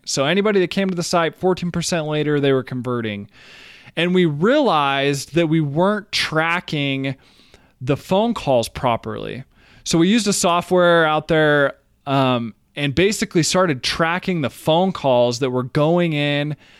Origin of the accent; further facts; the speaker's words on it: Brigham City, Utah, United States; also born or lived in Brazil; I grew up in Brigham City, Utah